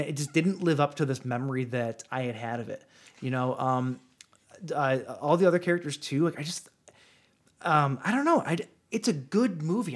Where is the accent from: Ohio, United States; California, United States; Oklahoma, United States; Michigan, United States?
Michigan, United States; Ten Mile and Jefferson, Detroit area; grew up at Ten Mile in Jefferson.